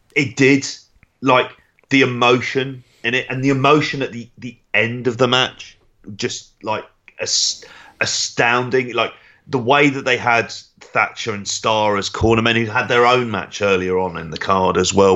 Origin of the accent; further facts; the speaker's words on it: Ireland; being an Irish sports fan.